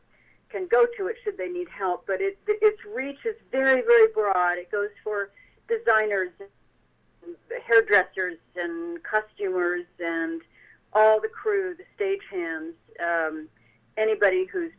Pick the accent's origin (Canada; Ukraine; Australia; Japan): Japan; So, yeah, I grew up in Japan. My father was in business there for many, many years.